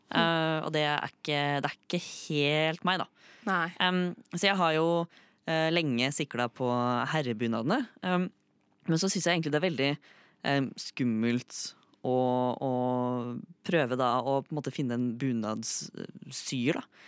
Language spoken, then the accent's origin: Norwegian; Fredrikstad, Østfold, Norway; moved away as an adult; now in Oslo, Norway; jeg har jo blitt født og vokst opp i Fredrikstad. Bodde der i 18 år.